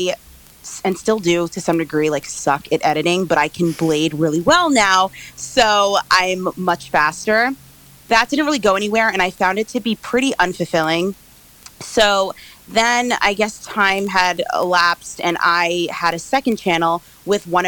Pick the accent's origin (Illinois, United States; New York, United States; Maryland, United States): New York, United States; I am from New York